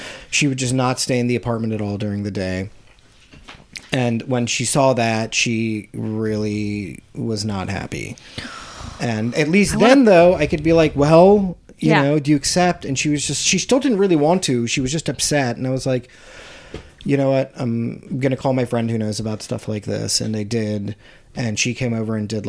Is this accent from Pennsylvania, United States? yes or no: yes; Harrisburg, Pennsylvania, United States; Harrisburg, Pennsylvania, or just outside of it